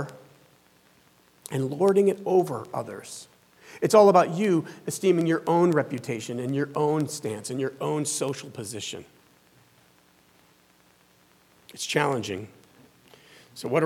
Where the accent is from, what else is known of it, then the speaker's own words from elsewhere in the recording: the Bible Belt, the South, United States; moved away; I was raised down in the South, in the Bible Belt